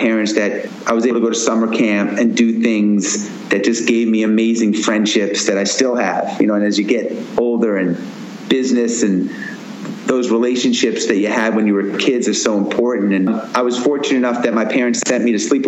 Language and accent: English; Roslyn, New York, United States; moved away as an adult; also born or lived in Washington, D.C.; I grew up in Roslyn, Long Island, youngest of four